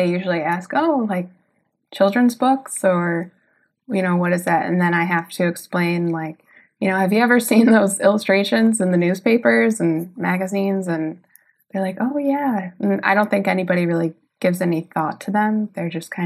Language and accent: English; Webster, New York, United States; moved away as an adult; now in Germany; I'm from Webster, New York